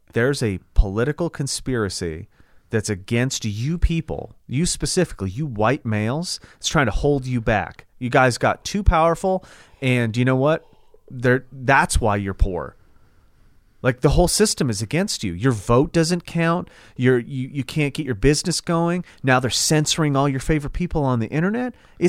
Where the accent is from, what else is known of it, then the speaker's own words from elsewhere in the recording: the South, United States; Well, because I'm from the South and I don't read too good, I'm just going to read the title and that'll do it for me.